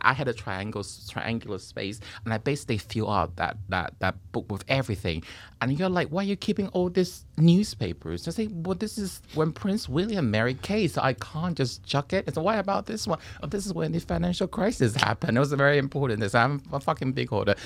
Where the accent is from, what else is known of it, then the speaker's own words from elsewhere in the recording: Taipei, Taiwan; moved away as an adult; I was born and raised in Taiwan, And, uh, I left Taiwan after ye, new, after uni and the military services